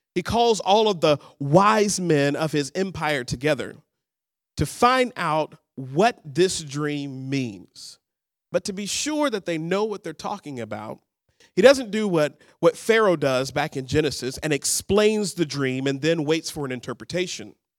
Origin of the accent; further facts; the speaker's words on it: Birmingham, Alabama, United States; moved away as an adult; also born or lived in Dallas, Texas; now in Seattle, United States; I'm originally from Birmingham, Alabama, what we would call the Deep South